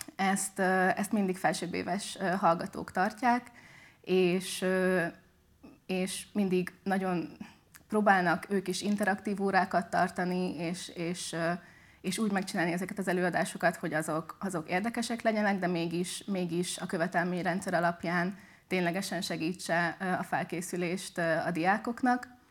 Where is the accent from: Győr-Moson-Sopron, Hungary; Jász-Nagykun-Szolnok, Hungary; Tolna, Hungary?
Tolna, Hungary; Szekszárd; moved away as an adult; now in Pécs, Hungary; de eredetileg Szexádra származom. Én ott nőttem fel, ott is jártam gimibe